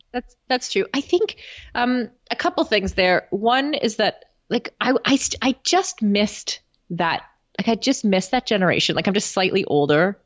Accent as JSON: {"language": "English", "country": "Canada", "said": "as a Canadian"}